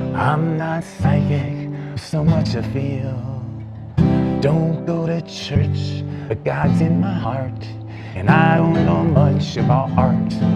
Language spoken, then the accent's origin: English; Rhode Island, United States; moved away as an adult; I was from the East Coast, from Rhode Island